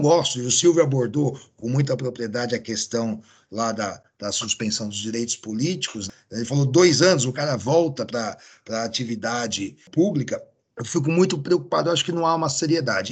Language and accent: Portuguese; near Santos and São Vicente, São Paulo, Brazil; aqui próximo da minha terra